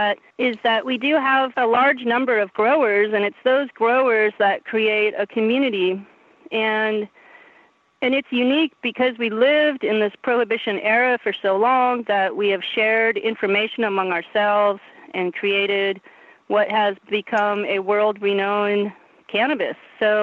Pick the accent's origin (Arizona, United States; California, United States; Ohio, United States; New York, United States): California, United States; Humboldt County; Yeah, I grew up here. I had a good backwoods education. I was raised in a community of growers. I went to community schools